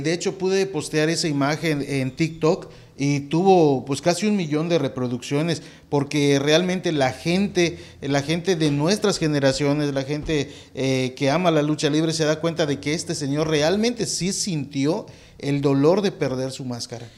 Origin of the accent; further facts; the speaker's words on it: Mérida, Yucatán, Mexico; yo soy de Mérida